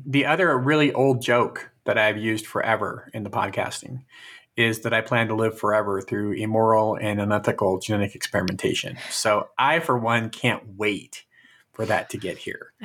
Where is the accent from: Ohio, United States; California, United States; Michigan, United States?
California, United States; Fresno; growing up in Fresno, we had canals